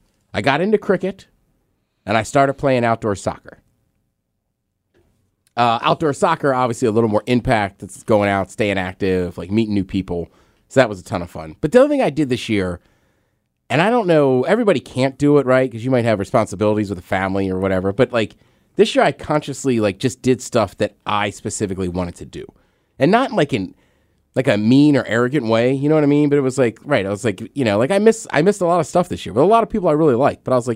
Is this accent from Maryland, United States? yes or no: yes; Maryland, United States; I'm from Maryland.